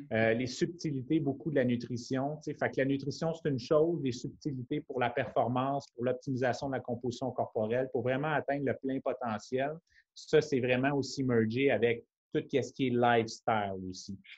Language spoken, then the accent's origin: French; Montreal, Quebec, Canada; now in Brossard, Canada; je suis natif de la ville de Montréal. Maintenant, je suis établi avec ma conjointe Émilie sur la rive sud à Brossard